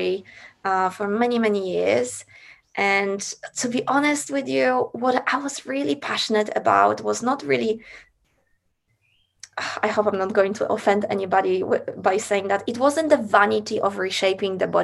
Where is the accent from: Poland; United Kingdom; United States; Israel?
Poland; moved away as an adult; now in Australia; I grew up in Poland